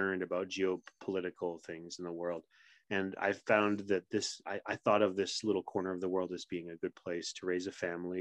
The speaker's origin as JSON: {"language": "English", "region": "Quebec", "country": "Canada", "tie": "born or raised there", "first_language": "English", "moved": "yes", "said": "I grew up in sort of backwoods kind of Quebec"}